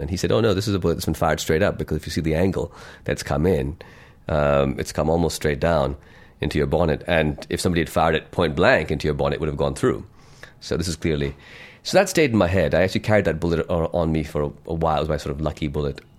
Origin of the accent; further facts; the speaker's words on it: Lahore, Punjab, Pakistan; also born or lived in United States / London; when I was growing up in Lahore and, uh, spending my teens here